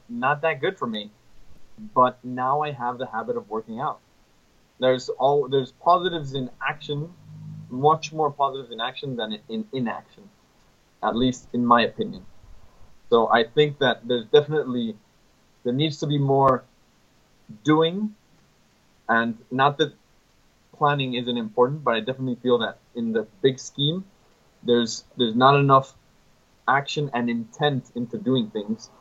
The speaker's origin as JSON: {"language": "English", "country": "Mexico", "said": "I'm from Mexico."}